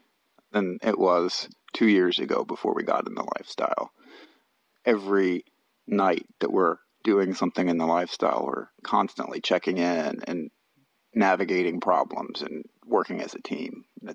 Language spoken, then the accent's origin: English; Missouri, United States; We're from Missouri.